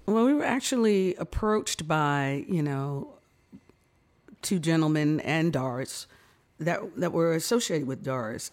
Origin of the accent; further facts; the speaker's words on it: New York City, New York, United States; I was born in New York, uh, raised in the Bronx, so, uh, yeah, I'm a real New Yorker